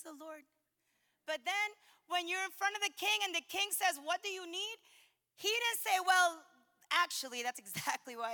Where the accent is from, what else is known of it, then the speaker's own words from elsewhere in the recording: the North, United States; moved away; I'm from the North.